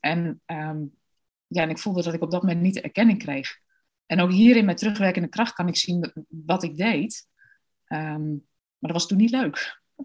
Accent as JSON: {"language": "Dutch", "town": "Deventer", "region": "Overijssel", "country": "Netherlands", "tie": "born or raised there", "also_born_or_lived": "Australia", "said": "Ik ben geboren en getogen in Deventer"}